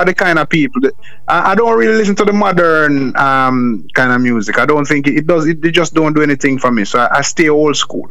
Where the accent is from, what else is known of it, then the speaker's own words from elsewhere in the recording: Jamaica; I am from Jamaica, and Jamaica is not the easiest.